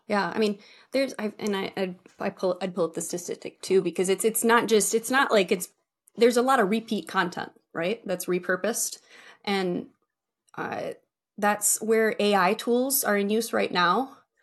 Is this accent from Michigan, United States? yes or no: yes; Michigan, United States; also born or lived in Texas; I was born and raised in Michigan